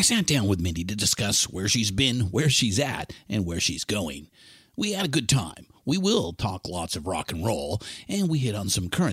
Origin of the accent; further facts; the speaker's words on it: Southern California, United States; I was born and raised in Southern California